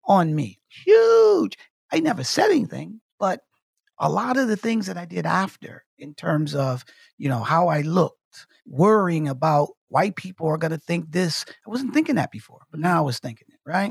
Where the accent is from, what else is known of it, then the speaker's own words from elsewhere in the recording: Detroit, Michigan, United States; growing up in Detroit, Michigan